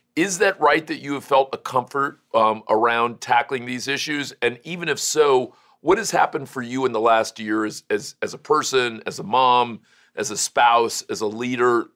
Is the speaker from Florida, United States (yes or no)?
yes; Florida, United States; also born or lived in Cleveland, Ohio / Kalamazoo, Michigan; Florida, my home state